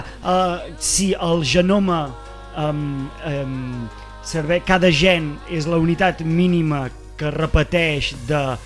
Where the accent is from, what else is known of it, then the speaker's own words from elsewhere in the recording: Vic, Catalonia, Spain; vaig créixer a Vic